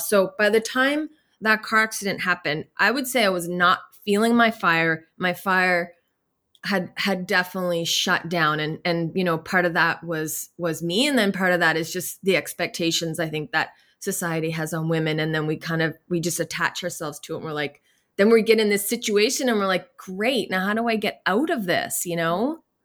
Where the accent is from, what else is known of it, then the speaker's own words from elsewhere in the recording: Nova Scotia, Canada; I grew up in here in Nova Scotia, in beautiful Nova Scotia